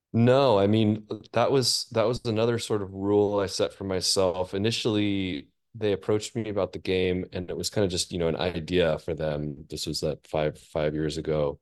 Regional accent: Seattle, Washington, United States; moved away as an adult; I grew up in Seattle really my, my whole life.

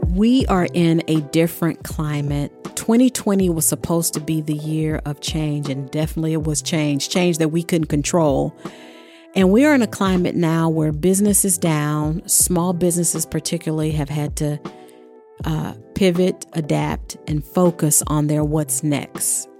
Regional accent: the South, United States; I grew up in the South

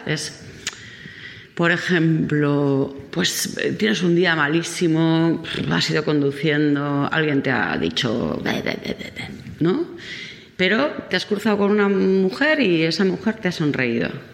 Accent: Basque Country, Spain; soy vasca

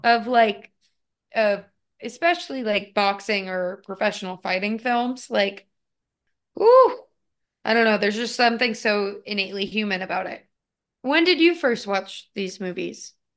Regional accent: United States; growing up in the United States

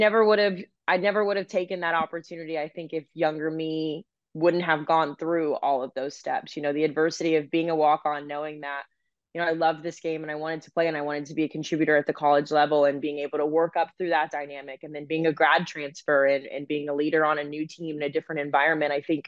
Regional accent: Dallas, Texas, United States; also born or lived in Great Falls, Montana; I think being born and raised in Dallas, Texas, this is all I've known.

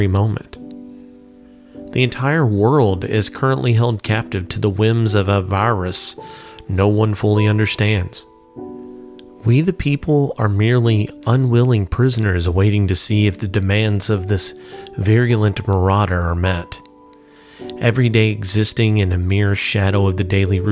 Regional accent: Louisville, Kentucky, United States; my hometown, Louisville, Kentucky

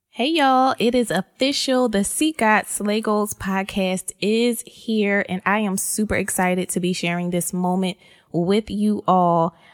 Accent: Philadelphia, Pennsylvania, United States; born and raised in Philly

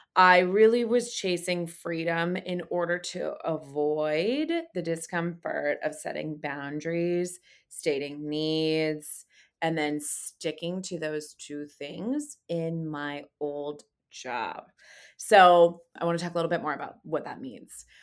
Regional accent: California, United States; I grew up in California

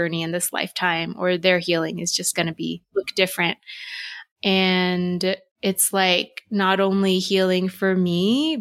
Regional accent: Texas, United States; growing up in Texas, it's so white

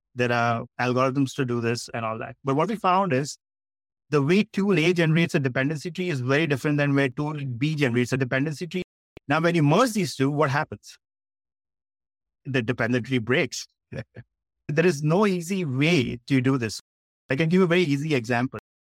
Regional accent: Mumbai, Maharashtra, India; I was born and brought up in Bombay in India

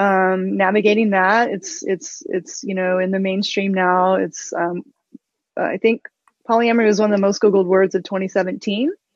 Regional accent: Osage Nation, Oklahoma, United States; I'm Osage from the Osage Nation of Oklahoma

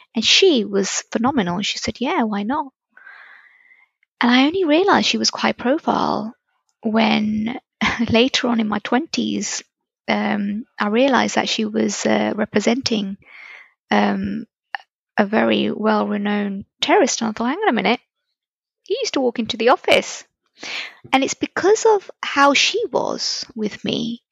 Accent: Reading, South East England, United Kingdom; So now I was in living in Reading.

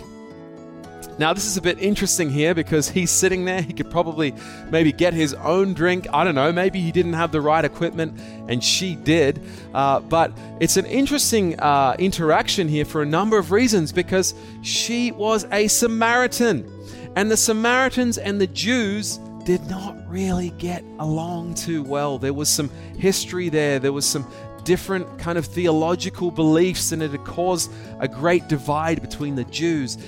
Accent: Australia; now in Hong Kong; I am an Aussie, okay? I'm an Australian. I might live in Hong Kong, but I'm still an Australian.

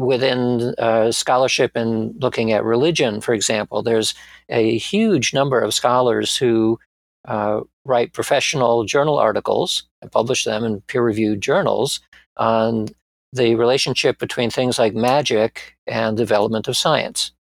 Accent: Springfield, Massachusetts, United States; moved away as an adult; also born or lived in Bronx, New York City / Atlanta, Georgia; we moved to Springfield, Massachusetts, where I had most of my formative years

